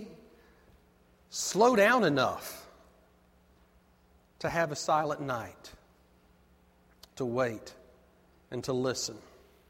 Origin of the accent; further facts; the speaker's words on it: Avondale Estates, Georgia, United States; I grew up in Avondale, outside of Decatur, is right in the middle of Avondale Estates.